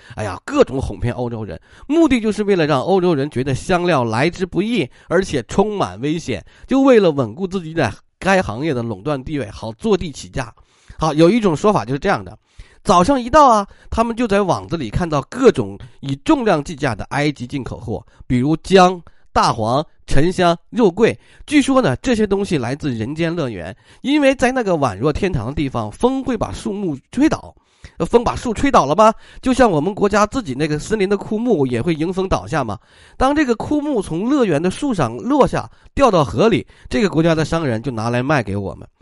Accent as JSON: {"language": "Chinese", "country": "China", "said": "我们中国人"}